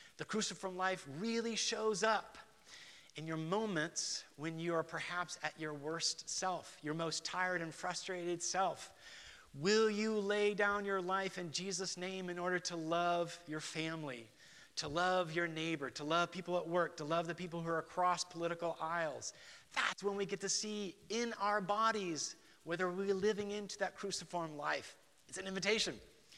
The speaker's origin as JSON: {"language": "English", "town": "Guatemala City", "region": "Guatemala Department", "country": "Guatemala", "tie": "born or raised there", "said": "So, I was raised in Guatemala City. I was a missionary kid. We were part of the Bible Church tradition, Dallas Theological Seminary."}